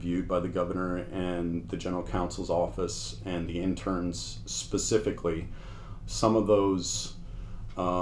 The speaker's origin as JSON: {"language": "English", "region": "Southern California", "country": "United States", "tie": "born or raised there", "also_born_or_lived": "Washington / Syracuse, New York", "moved": "as an adult", "lives_now": "The Woodlands, United States", "said": "I grew up in Southern California"}